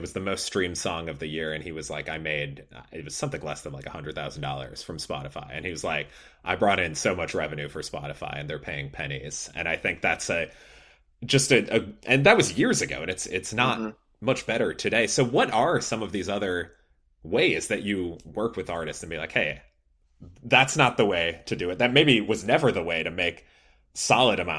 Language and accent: English; Chicago, Illinois, United States; moved away; I grew up in Chicago